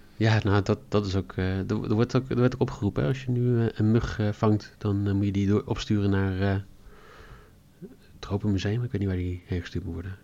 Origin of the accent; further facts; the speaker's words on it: Netherlands; als Nederlanders